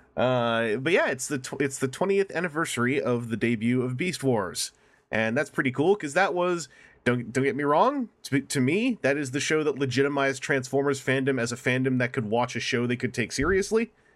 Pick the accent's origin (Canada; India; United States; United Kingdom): Canada; I'm from Canada